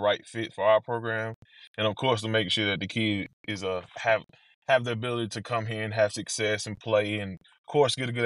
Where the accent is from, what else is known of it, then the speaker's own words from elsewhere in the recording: McComb, Mississippi, United States; moved away as an adult; also born or lived in North Carolina / Forrest City, Arkansas; now in Oxford, United States; my hometown in Macomb